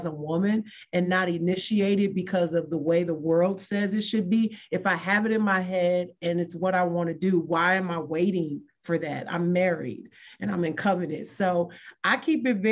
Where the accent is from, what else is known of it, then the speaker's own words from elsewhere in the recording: Michigan, United States; moved away; I'm from Michigan. And so I have to go back to Michigan every now and then.